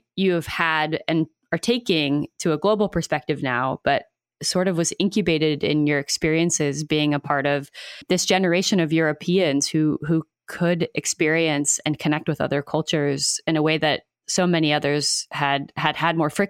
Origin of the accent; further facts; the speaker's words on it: United States; I'm an American